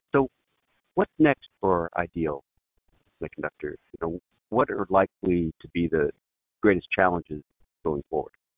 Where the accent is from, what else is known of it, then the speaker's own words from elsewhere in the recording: Northern California, United States; My uh, wife and I both uh, born and raised in Northern California